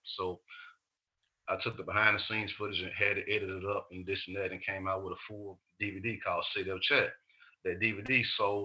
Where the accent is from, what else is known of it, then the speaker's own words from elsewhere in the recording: Chattanooga, Tennessee, United States; I'm from the West Side Project in Chattanooga, you know. So being raised in an environment like